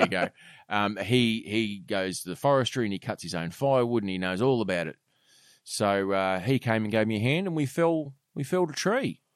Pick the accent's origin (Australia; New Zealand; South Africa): Australia; I was very proud as an Australian